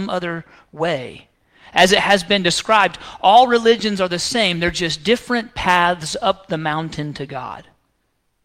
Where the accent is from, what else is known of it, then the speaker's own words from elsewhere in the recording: the South, United States; I grew up right here in the South, I mean, a mile down the road